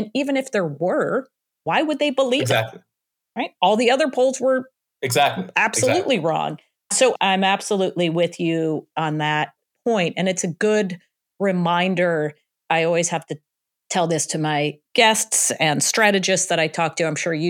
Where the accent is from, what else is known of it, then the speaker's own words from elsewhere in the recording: Illinois, United States; I grew up in the Chicago suburbs too. And he was there when I was growing up.